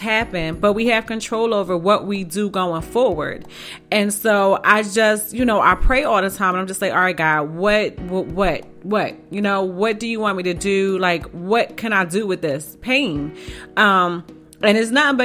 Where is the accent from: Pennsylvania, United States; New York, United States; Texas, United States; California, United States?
Pennsylvania, United States; Philadelphia; I'm from North Philly